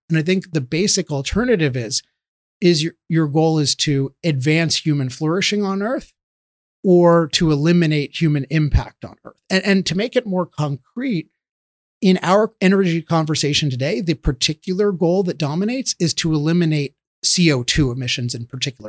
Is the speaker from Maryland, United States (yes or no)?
yes; Chevy Chase, Maryland, United States; I grew up near here in Chevy Chase, Maryland